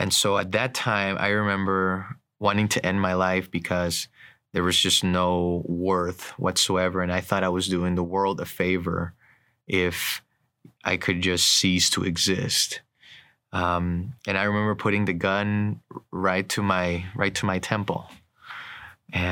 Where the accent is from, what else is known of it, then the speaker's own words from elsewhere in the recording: Barranquilla, Atlántico, Colombia; moved away; My story began in Colombia, South America. I grew up in the city of Barranquilla, a traditional Hispanic Catholic